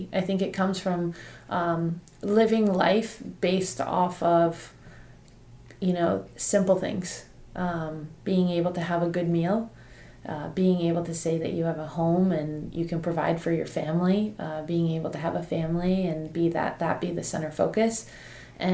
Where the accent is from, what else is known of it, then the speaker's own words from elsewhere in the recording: Nigeria; now in United States; and then I came to the States I came to Campbell.